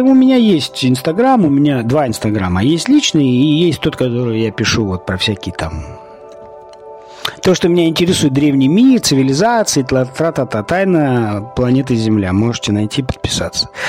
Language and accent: Russian; Siberia, Russia; Я человек из Сибири, да, живу сейчас не в Сибири, и очень страдаю от того, что нет леса.